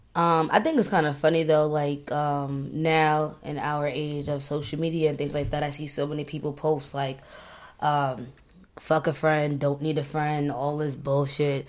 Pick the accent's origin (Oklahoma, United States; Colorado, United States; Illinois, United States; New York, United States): New York, United States; Long Island; moved away as an adult; now in Maryland, United States; I grew up in Long Island